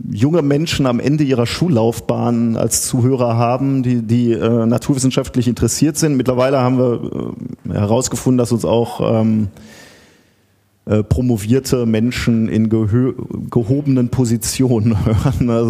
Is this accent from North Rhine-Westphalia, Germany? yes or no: yes; Gelsenkirchen, North Rhine-Westphalia, Germany; Äh, ich komme aus Gelsenkirchen, bin also ein Kind des Ruhrgebiets